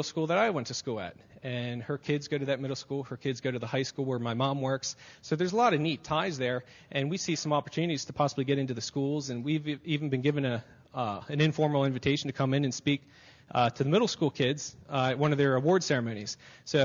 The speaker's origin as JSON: {"language": "English", "town": "Harrisburg", "region": "Pennsylvania", "country": "United States", "tie": "born or raised there", "said": "we grew up in the Harrisburg area"}